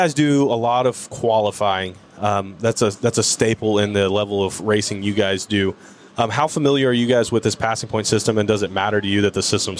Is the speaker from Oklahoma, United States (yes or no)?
yes; Tulsa, Oklahoma, United States; I'm from Tulsa. I was born, raised here.